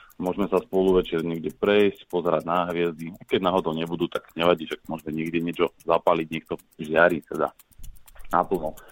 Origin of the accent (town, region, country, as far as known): Hliník nad Váhom, Žilina Region, Slovakia